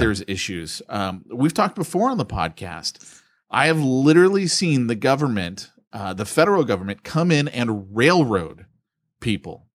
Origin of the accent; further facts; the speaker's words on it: United States; we here in America have got it great as Christians